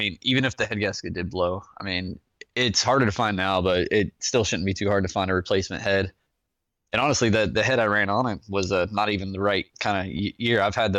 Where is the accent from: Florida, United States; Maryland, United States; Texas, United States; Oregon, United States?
Florida, United States; Jacksonville; I'm from Northeast Florida, Jacksonville area.